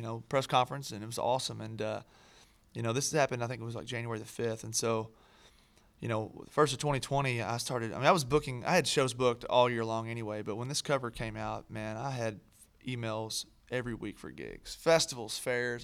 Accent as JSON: {"language": "English", "region": "Kentucky", "country": "United States", "moved": "as an adult", "lives_now": "Nashville, United States", "said": "I'm from Kentucky originally"}